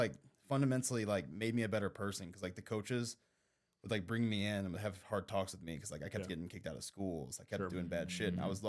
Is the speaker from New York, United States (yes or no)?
no; Afton, Missouri, United States; So I grew up in South County, Missouri.